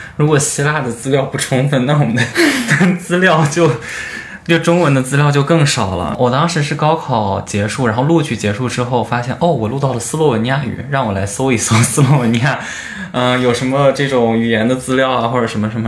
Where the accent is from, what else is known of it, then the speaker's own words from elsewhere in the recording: Henan, China; moved away as an adult; now in Beijing, China; 我是和男的考生